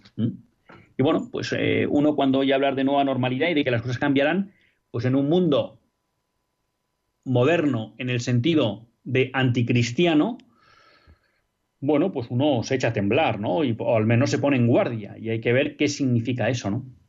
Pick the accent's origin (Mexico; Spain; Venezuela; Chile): Spain; Biscay, Basque Country; por donde yo nací, hecho, un pueblo de un municipio de Vizcaya, que es en torno de 100.000